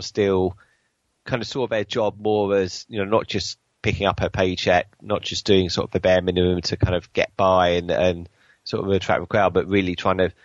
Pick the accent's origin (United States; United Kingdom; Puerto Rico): United Kingdom; Stevenage, East of England; my hometown Steamage